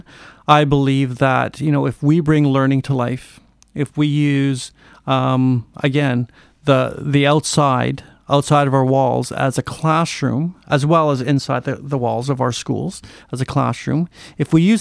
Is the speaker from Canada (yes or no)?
yes; Port Hardy, British Columbia, Canada; I grew up in Port Hardy and then I graduated there and then taught there for 14 years